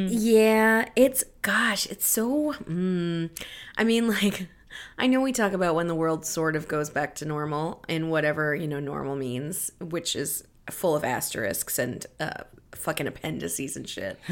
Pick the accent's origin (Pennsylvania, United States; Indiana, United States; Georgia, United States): Pennsylvania, United States; Philipsburg; moved away; I was staying in my hometown recently at my mom's house and, um, and my mall The Philipsburg Mall was built in nineteen eighty-nine